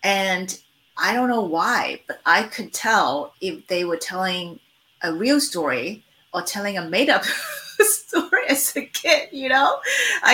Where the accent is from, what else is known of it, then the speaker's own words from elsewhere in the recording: Hong Kong; now in Los Angeles, United States; I am based in Los Angeles right now. I was born and raised in Hong Kong before I moved to the States in 1991.